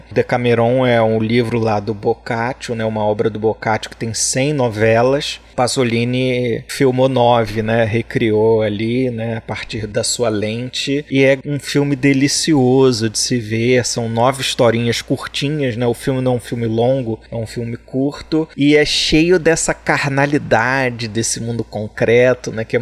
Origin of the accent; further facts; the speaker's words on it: Brazil; Eu sou brasileiro e não faço francês, né?